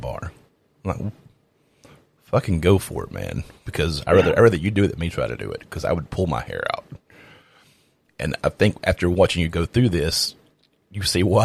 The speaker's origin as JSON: {"language": "English", "region": "the South", "country": "United States", "said": "I'm from the South"}